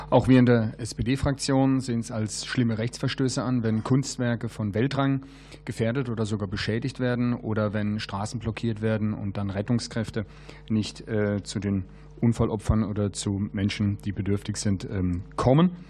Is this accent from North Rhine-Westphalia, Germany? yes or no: no; Baden-Württemberg, Germany; am ähm, Beispielsfall aus meiner Heimat Baden-Württemberg gezeigt hat